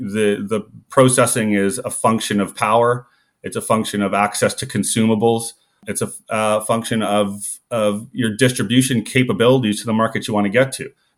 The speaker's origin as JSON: {"language": "English", "region": "the Maritimes", "country": "Canada", "tie": "born or raised there", "said": "I grew up in the Maritimes and I've seen mining happen around all the world"}